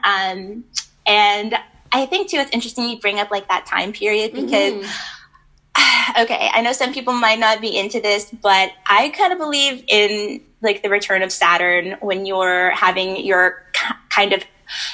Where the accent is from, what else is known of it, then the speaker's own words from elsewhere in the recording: Lynchburg, Virginia, United States; moved away as an adult; also born or lived in Richmond, Virginia / Los Angeles; now in New York, United States; I grew up in Lynchburg, Virginia